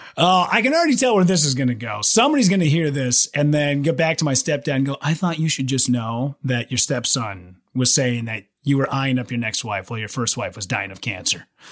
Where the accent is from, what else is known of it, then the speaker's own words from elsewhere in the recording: Minnesota, United States; moved away as an adult; also born or lived in Wisconsin; my home state